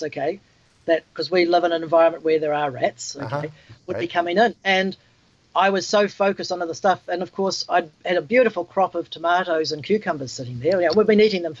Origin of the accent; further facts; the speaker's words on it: New Zealand; we're from New Zealand